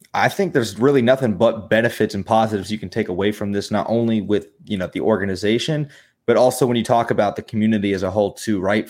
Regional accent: Jacksonville, Florida, United States; moved away as an adult; now in Orlando, United States; I'm born and raised in Jacksonville, Florida, um, twenty-two years of my life, but I did move down here to Orlando

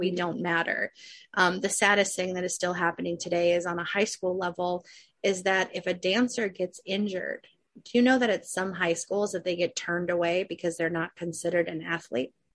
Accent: Chicago, Illinois, United States; moved away; also born or lived in Arizona; I grew up in Chicago.

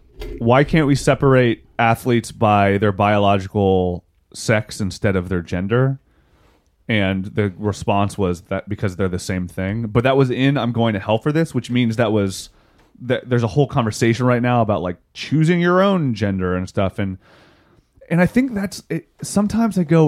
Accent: West Virginia, United States; I'm from West Virginia

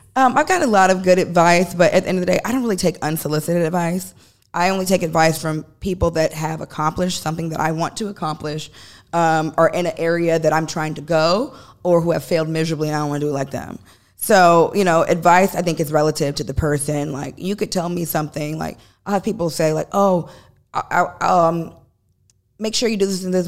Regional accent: Chicago, Illinois, United States; moved away; we're from Chicago

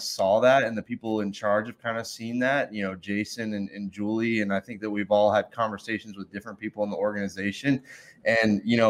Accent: Maryland, United States; now in Atlanta, United States; I'm down here in Atlanta, you know, I was born up in Maryland. So, you know, that's kind of where the roots start.

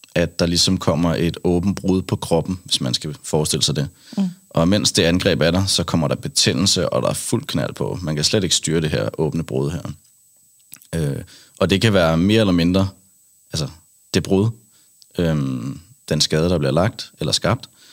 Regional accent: Kattinge, Zealand, Denmark; jeg er fra en lille by ude fra, ude fra Roskilde. Mm. Øh, 10 km væk, en lille, en lille landsby, der hedder Kattinge

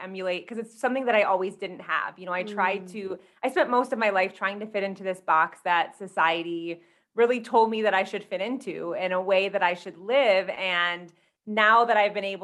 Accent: Michigan, United States; moved away as an adult; now in Colorado, United States; I'm originally from Michigan, but I just moved out to Colorado maybe 3 months ago.

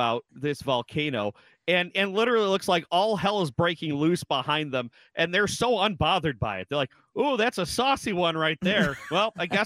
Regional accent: Michigan, United States; accent: Michigan; That's my Michigan accent.

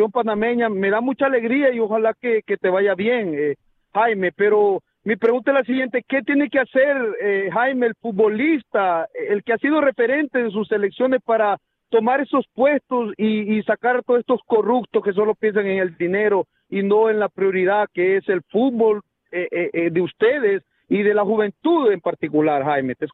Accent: Honduras; now in Houston, United States; Yo soy de nacionalidad hondureña

